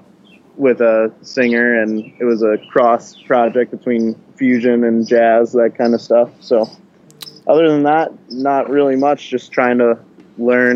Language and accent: English; South Bend, Indiana, United States; I'm from South Bend, Indiana